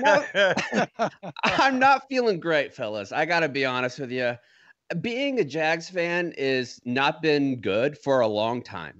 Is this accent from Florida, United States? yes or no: yes; Jacksonville, Florida, United States; moved away as an adult; now in San Antonio, United States; my city only had one team, Jacksonville was on the map